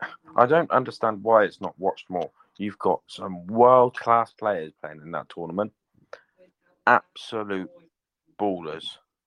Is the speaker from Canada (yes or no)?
no; United Kingdom; as a British person